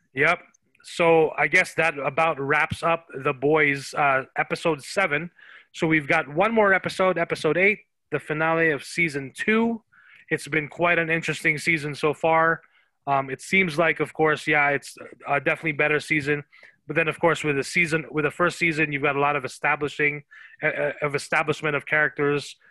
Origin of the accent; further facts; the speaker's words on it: Philippines; now in United States; when I was growing up in the Philippines, Dragon Ball Z was huge, and when we when we migrated to the U.S. 20 years ago